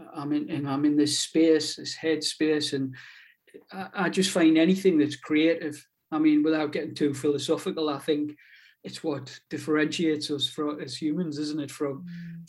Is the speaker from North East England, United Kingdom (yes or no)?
yes; Newbiggin-by-the-Sea, North East England, United Kingdom; accent: pitmatic; moved away as an adult; now in Whitley Bay, United Kingdom; I'm originally from Newbiggin by the sea, up on the coast in in Northumberland